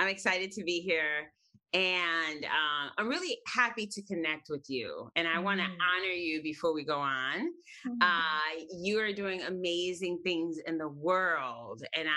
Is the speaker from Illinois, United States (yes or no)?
yes; Chicago, Illinois, United States; I was raised on the northwest side of Chicago. And I've always lived in Chicago